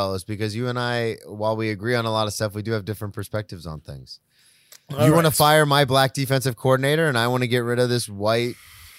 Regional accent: the South, United States; but I grew up in the South, so I played football.

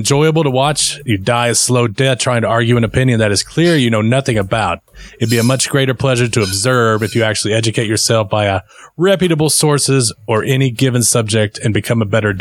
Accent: Texas, United States; We're from Texas.

